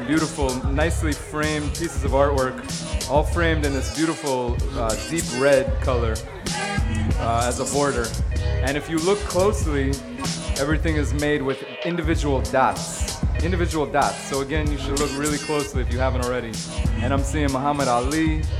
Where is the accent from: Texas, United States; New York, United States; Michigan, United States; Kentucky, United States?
New York, United States; New York City; I'm also from Brooklyn.